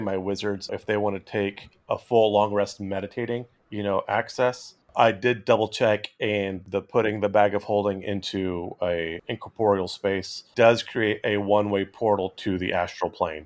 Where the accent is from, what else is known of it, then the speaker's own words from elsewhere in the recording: Central California, United States; where I grew up in Central California